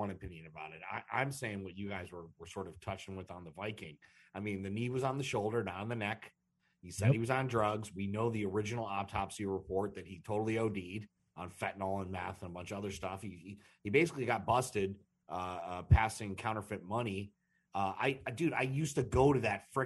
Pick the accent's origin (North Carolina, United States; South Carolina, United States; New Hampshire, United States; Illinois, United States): Illinois, United States; Chicago; also born or lived in Dallas, Texas / Fort Lauderdale, Florida; now in Minnesota, United States; I moved to Chicago, and I grew up in Chicago